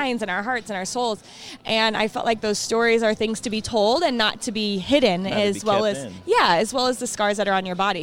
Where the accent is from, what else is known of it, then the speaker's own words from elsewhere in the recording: Lakewood, Colorado, United States; I'm here from Colorado. I grew up in Lakewood playing soccer